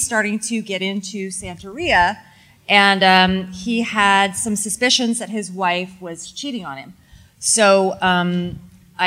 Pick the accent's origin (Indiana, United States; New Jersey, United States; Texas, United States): Texas, United States; I'm from Texas